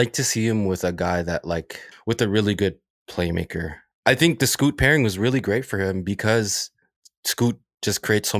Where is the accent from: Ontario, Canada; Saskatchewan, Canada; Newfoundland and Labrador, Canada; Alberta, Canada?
Ontario, Canada; Toronto; He's a Scarborough guy and I grew up in Scarborough.